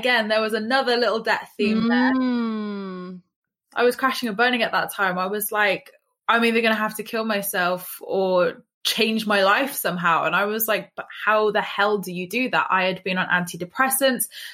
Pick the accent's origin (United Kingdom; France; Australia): United Kingdom; England; as English people, we are very kind of like judgy